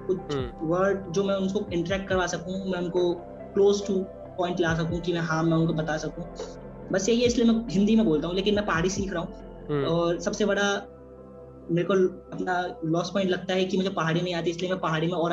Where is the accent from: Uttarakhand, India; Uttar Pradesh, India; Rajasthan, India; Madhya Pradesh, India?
Uttarakhand, India; Ranikhet; मैं उत्तराखंड में एक बेहद खूबसूरत सी जगह है रानीखेत मैं रानीखेत का रहने वाला हूँ रानीखेत मेरा मेन बाजार पड़ता है मैं रानीखेत से थोड़ा आगे ताड़ीखेत है ताड़ीखेत में उड़ी महादेव नाम का एक गाँव है वो मेरा गाँव है